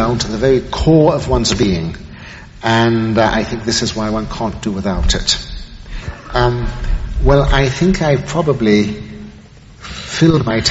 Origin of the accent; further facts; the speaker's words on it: England, United Kingdom; now in New York, United States; being English